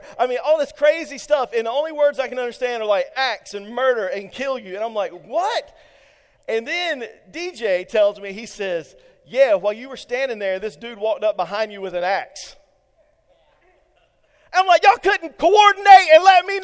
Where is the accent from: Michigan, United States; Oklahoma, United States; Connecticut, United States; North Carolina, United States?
North Carolina, United States; Eastern; I'm from Eastern North Carolina